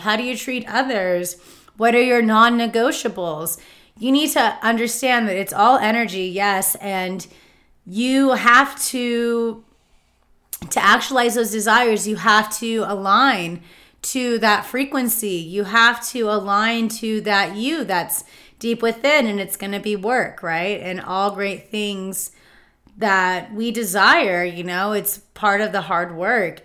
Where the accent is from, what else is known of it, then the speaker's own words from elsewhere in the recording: Palm Springs, California, United States; growing up in Palm Springs